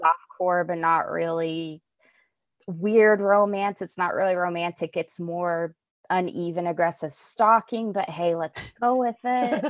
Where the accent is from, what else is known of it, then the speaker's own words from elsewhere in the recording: Albuquerque, New Mexico, United States; I grew up in Albuquerque